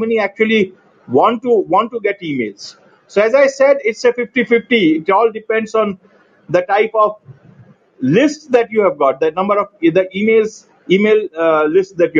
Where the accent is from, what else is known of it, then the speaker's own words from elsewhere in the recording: New Delhi, Delhi, India; I'm from India. And India, yeah, New Delhi. New Delhi, to be exact.